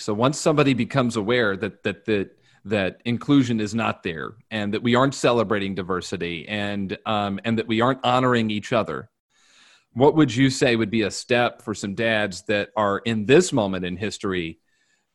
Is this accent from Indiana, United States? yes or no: yes; Indianapolis, Indiana, United States; moved away; a part of Indy I grew up in was very white. I grew up in the Geist area. I mean, it was just white. So, and, you know, I went to Lawrence Central, so the school looked different.